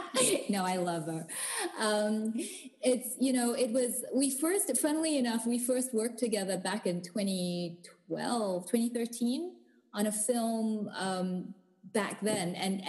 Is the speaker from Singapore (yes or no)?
yes; Singapore; born there; also born or lived in South Africa; because I was born in Singapore. I moved to South Africa. My folks still live in the Cape, and then I moved back to Singapore to work